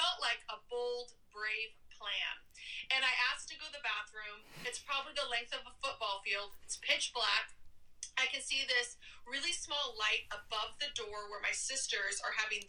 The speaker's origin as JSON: {"language": "English", "region": "Oregon", "country": "United States", "said": "I'm from Oregon"}